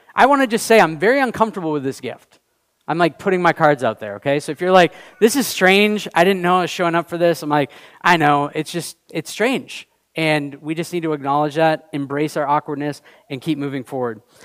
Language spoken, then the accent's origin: English; United States; also born or lived in Canada; we were both born in the U.S.